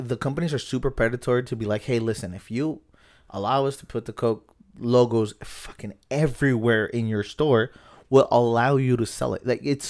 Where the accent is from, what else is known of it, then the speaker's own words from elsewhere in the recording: Tijuana, Baja California, Mexico; also born or lived in Santa Ana, United States; I was born in Santa Ana. Garden Grove. There's a … song about it, actually.